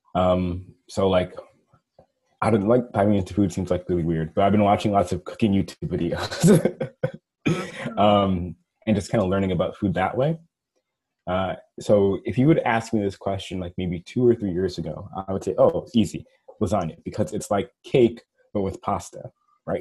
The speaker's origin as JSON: {"language": "English", "region": "New York", "country": "United States", "said": "I'm from New York"}